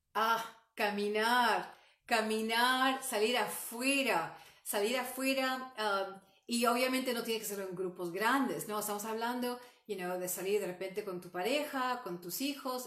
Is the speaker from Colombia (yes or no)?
no; Peru; moved away; yo soy um, oriunda de Perú